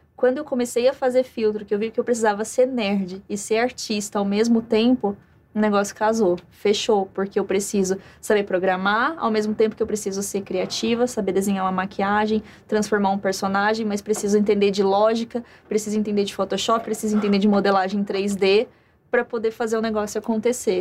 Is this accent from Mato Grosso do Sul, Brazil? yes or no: yes; Campo Grande, Mato Grosso do Sul, Brazil; moved away; eu venho do interior, vim de Campo Grande, Mato Grosso do Sul